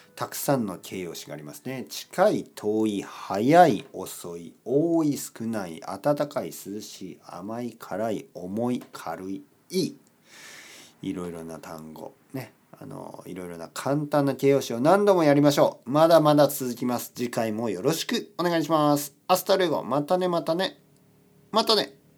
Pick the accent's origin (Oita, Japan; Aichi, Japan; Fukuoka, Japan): Oita, Japan; Kyushu; now in Tokyo, Japan; 僕の出身は九州です